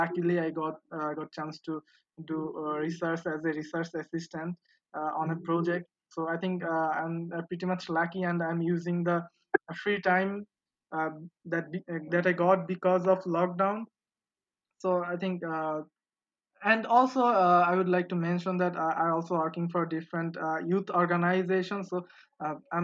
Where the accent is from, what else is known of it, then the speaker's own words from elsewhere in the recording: Patuakhali, Barisal Division, Bangladesh; I'm from Bangladesh, and my city name is Potuakhali